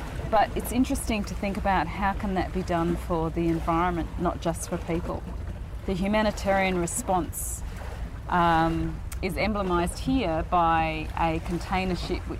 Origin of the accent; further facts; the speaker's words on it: Darwin, Northern Territory, Australia; my hometown of Darwin was bombed.